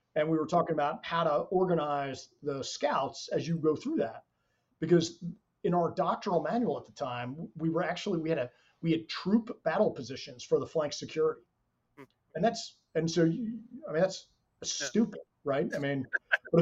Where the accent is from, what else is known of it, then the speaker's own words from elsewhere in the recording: New Jersey, United States; I'm an Irish kid from New Jersey